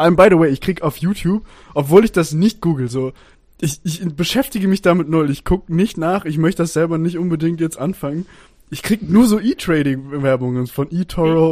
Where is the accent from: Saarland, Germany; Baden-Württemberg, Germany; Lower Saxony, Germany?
Baden-Württemberg, Germany; Stuttgart; moved away as an adult; now in Austria; ich bin Schwabe, so, ich bin in Stuttgart geboren und in Baden-Württemberg aufgewachsen, Großteil meines Lebens.